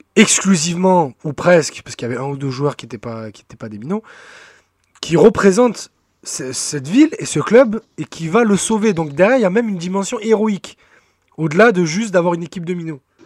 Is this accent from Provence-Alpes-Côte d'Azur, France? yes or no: yes; Marseille, Provence-Alpes-Côte d'Azur, France; on est Marseillais